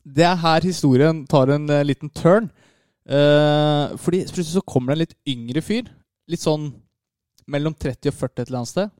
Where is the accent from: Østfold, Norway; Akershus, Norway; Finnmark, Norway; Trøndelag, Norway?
Akershus, Norway; Lørenskog; Jeg er fra Lørenskog